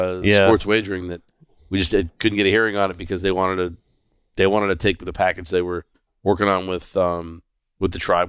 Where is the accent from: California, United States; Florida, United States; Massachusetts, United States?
Florida, United States; Fort Lauderdale; A good friend of mine that we grew up with in Fort Lauderdale.